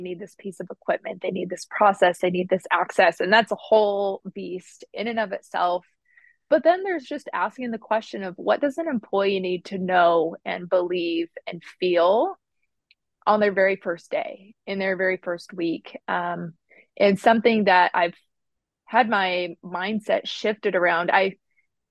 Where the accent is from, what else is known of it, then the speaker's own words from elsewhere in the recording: Utah, United States; now in Midwest, United States; I'm originally from Utah, but I currently live in the Midwest